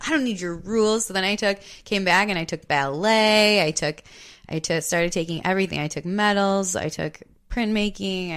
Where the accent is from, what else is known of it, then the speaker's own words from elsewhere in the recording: Hartland, Wisconsin, United States; I grew up in Heartland, Delafield area